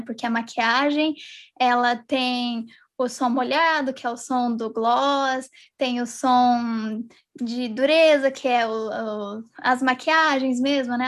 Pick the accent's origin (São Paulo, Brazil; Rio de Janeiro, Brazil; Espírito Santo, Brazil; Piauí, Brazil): São Paulo, Brazil; São José dos Campos; now in United States; eu sou da cidade de São José dos Campos, mas atualmente eu estou morando nos Estados Unidos